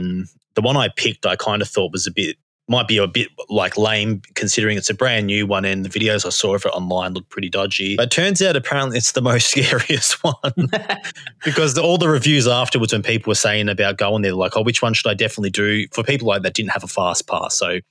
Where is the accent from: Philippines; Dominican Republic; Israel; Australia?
Australia; Victoria; I'm from Victoria. I travelled far.